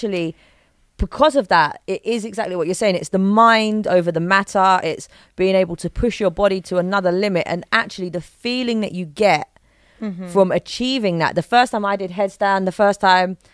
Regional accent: London, United Kingdom; accent: London; moved away; born and bred London, it's a hustle, it's a bustle

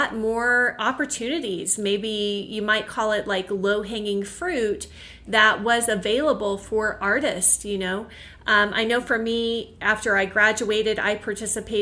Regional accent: Oklahoma, United States; also born or lived in Connecticut; eventually we did leave Connecticut and move back to my home state, which was Oklahoma.

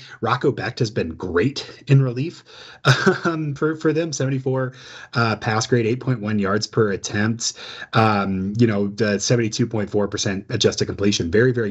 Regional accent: Memphis, Tennessee, United States; I'm from Memphis as well.

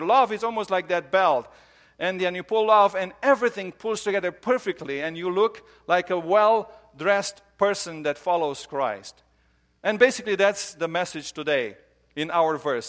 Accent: Romania; moved away; I grew up in Romania

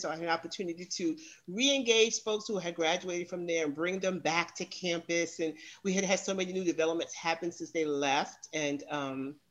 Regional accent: New York, United States; I'm a New Yorker.

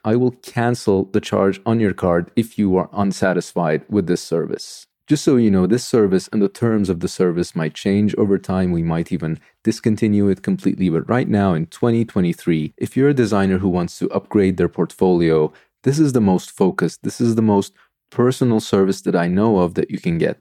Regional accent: Istanbul, Turkey; moved away as an adult; now in Sweden; I am from Turkey. I grew up in Istanbul.

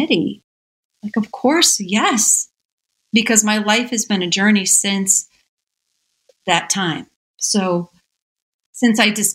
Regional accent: Michigan, United States; I was born and raised in Michigan in a little farming community

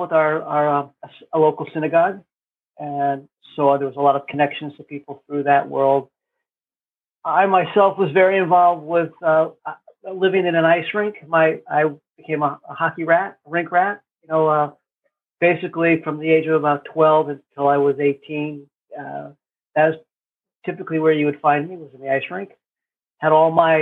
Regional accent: St. Louis, Missouri, United States; I grew up just outside of St. Louis, Missouri.

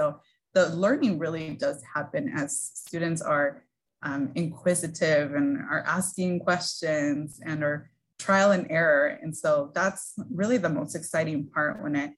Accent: San Gabriel Valley, California, United States; I was born and raised in the San Gabriel Valley region

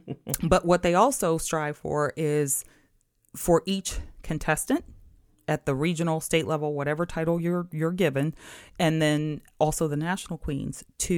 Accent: St. Clairsville, Ohio, United States; So I grew up in a very small town in Ohio, St. Clairsville, Ohio, very close to Wheeling, West Virginia.

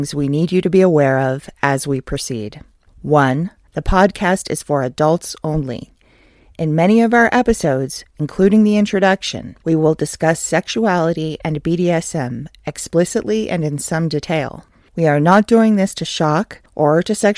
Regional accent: California, United States; I'm originally from California

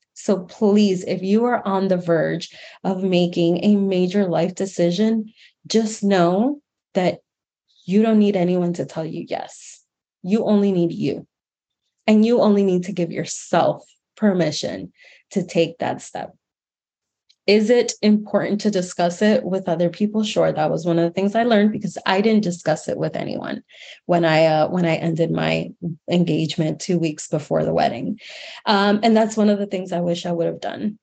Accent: Miami, Florida, United States; also born or lived in New York City; my hometown in Miami, Florida

